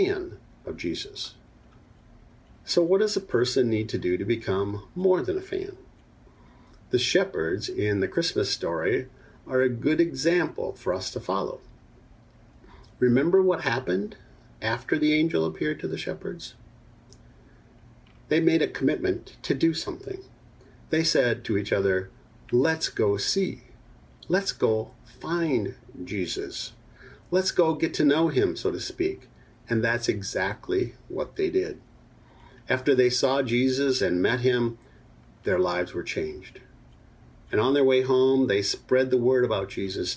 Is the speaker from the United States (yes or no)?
yes; Minnesota, United States; I was a young boy growing up in Minnesota